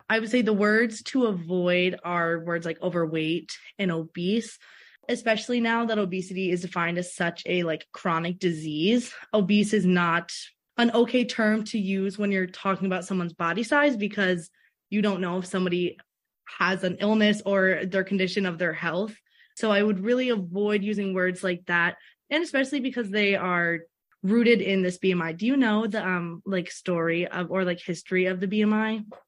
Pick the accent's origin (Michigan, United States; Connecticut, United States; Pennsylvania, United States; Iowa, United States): Pennsylvania, United States; Philadelphia; also born or lived in Alabama; now in Minnesota, United States; I was in Alabama before doing my undergrad, but I'm originally from Philadelphia.